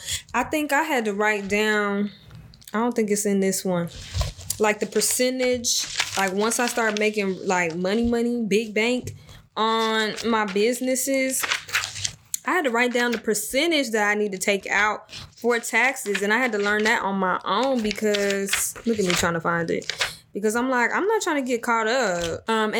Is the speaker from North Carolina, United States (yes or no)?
yes; Jacksonville, North Carolina, United States; born there; I was born in Jacksonville, North Carolina, just for the people that don't know, that's just now joining.